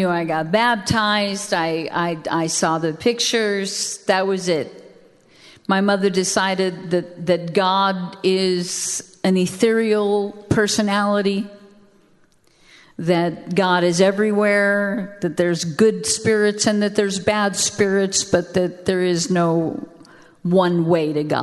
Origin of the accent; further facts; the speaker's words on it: the South, United States; I didn't even know I was from the South.